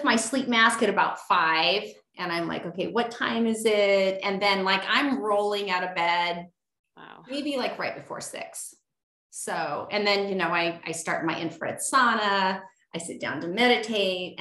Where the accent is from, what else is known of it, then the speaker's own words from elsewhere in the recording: Alaska, United States; moved away as an adult; now in North Idaho, United States; I grew up in Alaska